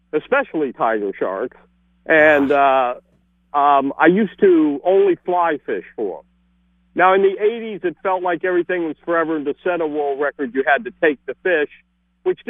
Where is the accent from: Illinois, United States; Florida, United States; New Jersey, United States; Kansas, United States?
Florida, United States; Fort Lauderdale; now in Key West, United States; I was raised in Fort Lauderdale